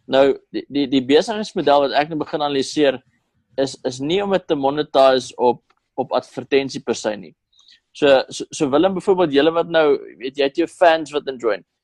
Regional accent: South Africa; tensy ons Amerikaanse audience trek as Suid-Afrikaners

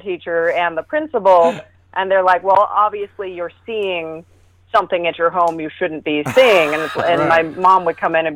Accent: San Diego, California, United States; I am from San Diego, California. That's where we broadcast out of.

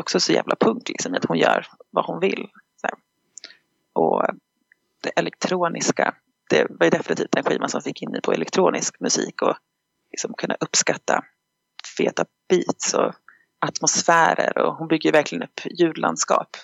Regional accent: Stockholm, Stockholm County, Sweden; moved away as an adult; also born or lived in United States; now in Dalarna, Sweden; jag är född i USA, uppväxt i Stockholm men bor i Dalarna

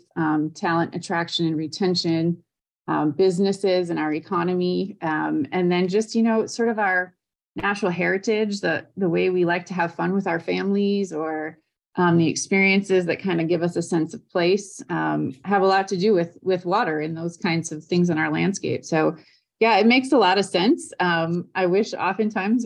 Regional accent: Wisconsin, United States; now in Indiana, United States; I grew up in Wisconsin, kind of jumping around on the lakes and wetlands up there

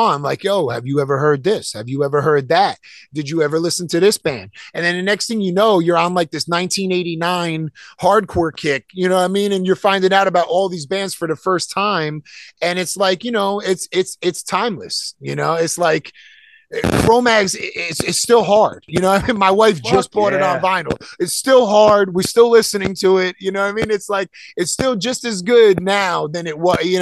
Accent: Elizabeth, New Jersey, United States; also born or lived in Kenilworth, New Jersey; I was born in Elizabeth, and I lived in Elizabeth

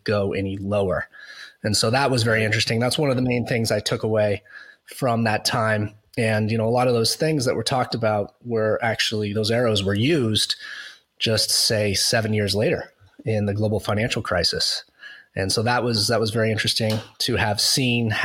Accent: United States; moved away as an adult; also born or lived in Boston; now in Canada; now I'm an American living in Canada.

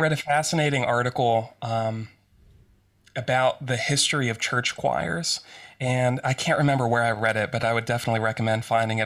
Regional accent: Western Pennsylvania, United States; I grew up in Western Pennsylvania

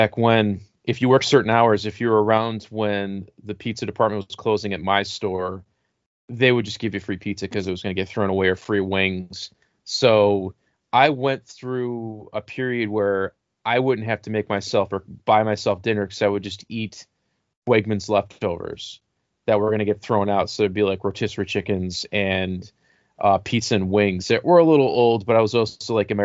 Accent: Western New York, United States; I'm from Western New York.

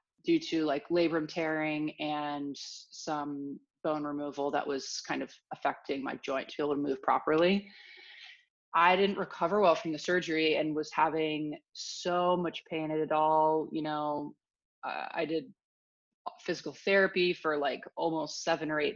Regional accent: outside Philadelphia, Pennsylvania, United States; moved away as an adult; now in Los Angeles, United States; I grew up outside Philadelphia, kind of a nice little pocket about an hour outside the city

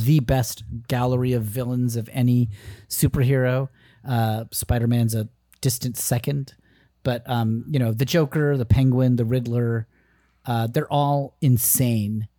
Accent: Danbury, Connecticut, United States; my hometown of Connecticut, Danbury

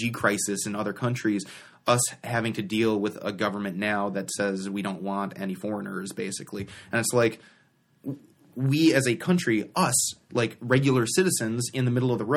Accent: United States

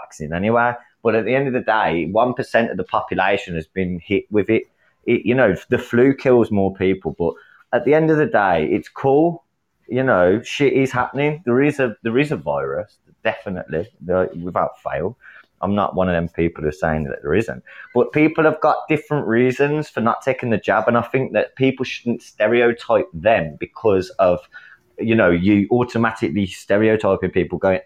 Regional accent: England, United Kingdom; I'm from England

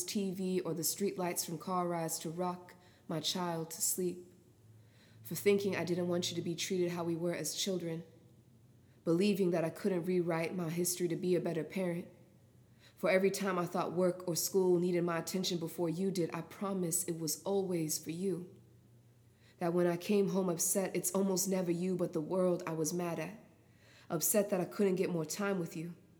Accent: Naha, Okinawa, Japan; I'm from Okinawa, Chitan, Naha, and wow, I'm actually very proud to say

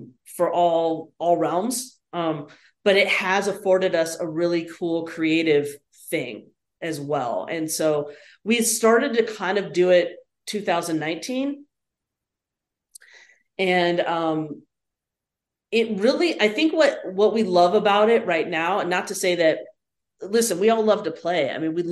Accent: Nashville, Tennessee, United States; also born or lived in Rochester, New York / Los Angeles, California / Chicago; growing up in Nashville, of course, I knew Victor Wooten.

